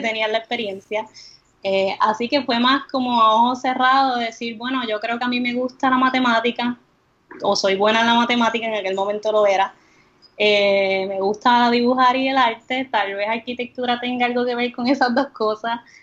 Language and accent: Spanish; Comerío, Puerto Rico; also born or lived in Río Piedras; crecí en, en Comerío